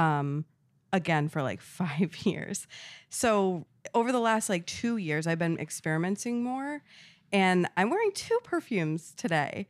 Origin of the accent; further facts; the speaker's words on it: Rhode Island, United States; moved away; I grew up in New England, like, a really rural town in New England, Rhode